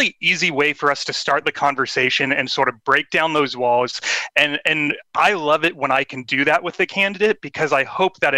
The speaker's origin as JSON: {"language": "English", "town": "Sacramento", "region": "California", "country": "United States", "tie": "born or raised there", "said": "my hometown, which is Sacramento, California."}